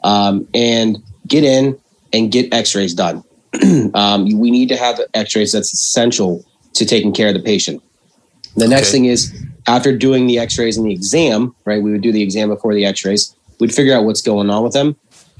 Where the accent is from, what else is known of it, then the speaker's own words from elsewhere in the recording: Washington, Pennsylvania, United States; moved away as an adult; also born or lived in Pittsburgh, Pennsylvania / Davenport, Iowa / Ohio; Originally from Washington